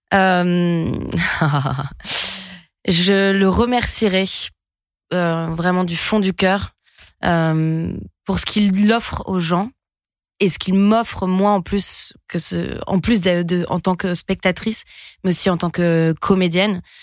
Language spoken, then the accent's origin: French; French Basque Country, Nouvelle-Aquitaine, France; moved away; de là où je viens, du Pays Basque